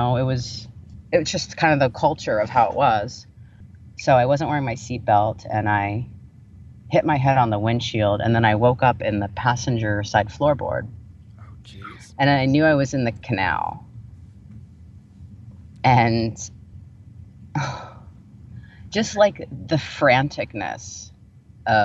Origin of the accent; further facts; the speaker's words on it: Vero Beach, Florida, United States; growing up in the South